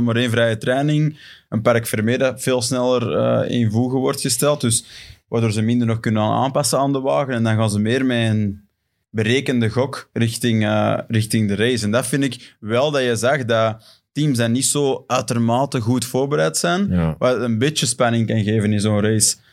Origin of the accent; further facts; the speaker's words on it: Belgium; voor ons als Belgen